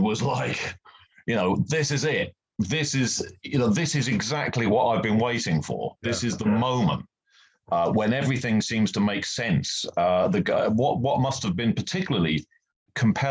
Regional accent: Norwich, East of England, United Kingdom; teenager growing up in Norwich in the UK

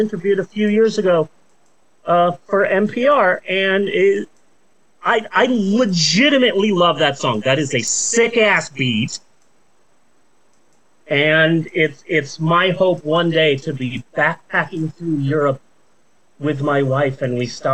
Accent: United States; as an American

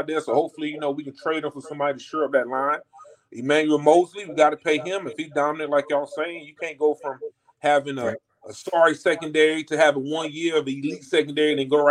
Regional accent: Raleigh, North Carolina, United States; I'm from North Carolina, Raleigh, North Carolina.

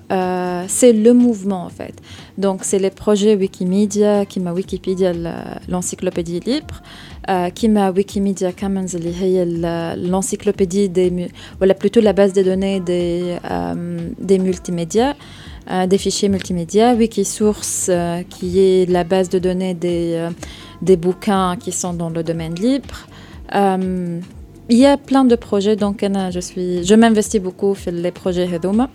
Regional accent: Tunisia; بالضبط دونك كيل هي منظمه اسستها انا وشباب اخرين من تونس

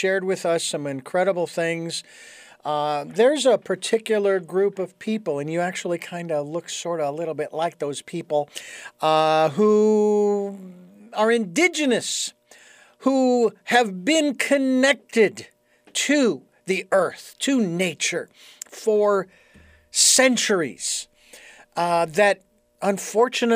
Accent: Phoenix, Arizona, United States; being born and raised in Phoenix and being exposed to the different tribes that were in Arizona

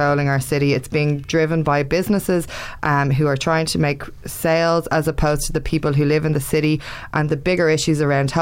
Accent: Ireland; we're Irish

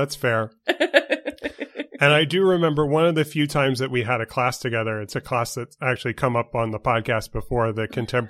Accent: New York, United States; accent: New York; But I grew up in New York. I've got Hoffackers on my father's side of the family, hence the name.

